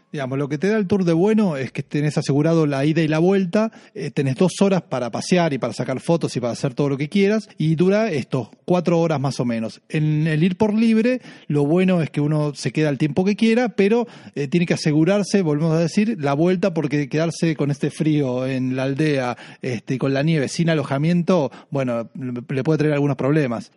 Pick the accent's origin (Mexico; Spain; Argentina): Argentina; para nosotros, los argentinos o los que hablamos español